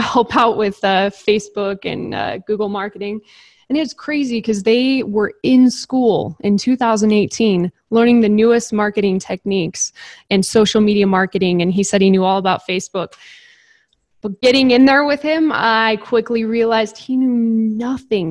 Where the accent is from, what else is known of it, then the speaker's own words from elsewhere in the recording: Napa, California, United States; I grew up in Napa, California.